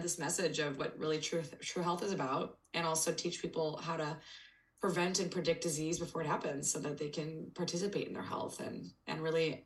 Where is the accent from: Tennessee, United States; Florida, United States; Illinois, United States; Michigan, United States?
Illinois, United States; Peoria; moved away as an adult; also born or lived in Bay Area, California; I'm originally from Peoria, Illinois, which is in central Illinois.